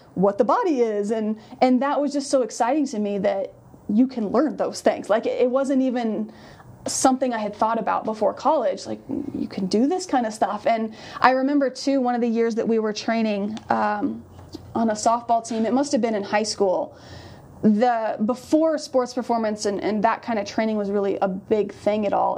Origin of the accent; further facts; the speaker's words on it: Colorado, United States; moved away; I'm from Colorado.